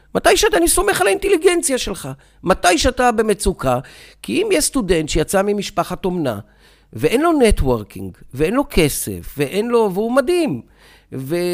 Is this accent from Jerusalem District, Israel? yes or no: no; Beersheba, Southern District, Israel; moved away as an adult; now in Gedera, Israel; אני נולדתי וחייתי בבאר שבע, היום אני חי בגדרה, אה, אבל רוב חיי חייתי בבאר שבע